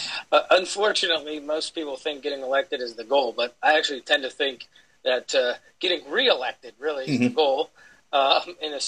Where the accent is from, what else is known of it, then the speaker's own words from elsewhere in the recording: Pennsylvania, United States; I was elected as my one of my hometown councilmen when I was 21